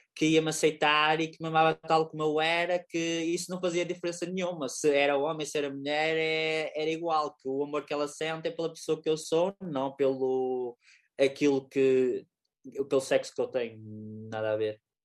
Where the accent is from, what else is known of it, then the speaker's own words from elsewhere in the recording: Lousada, Norte, Portugal; eu sou de Lousada